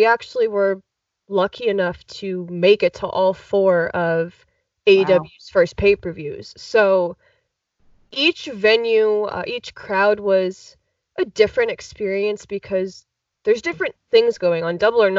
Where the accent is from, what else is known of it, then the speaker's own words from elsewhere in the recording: Chicago, Illinois, United States; I'm from Chicago